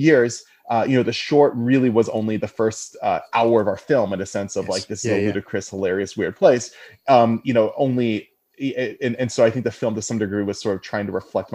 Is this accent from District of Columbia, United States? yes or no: yes; Washington, District of Columbia, United States; I'm from the Washington, D.C. area